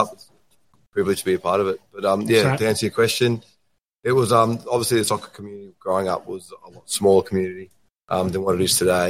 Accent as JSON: {"language": "English", "town": "Shepparton", "region": "Victoria", "country": "Australia", "tie": "born or raised there", "also_born_or_lived": "Empoli", "moved": "as an adult", "said": "Chep. Born and bred"}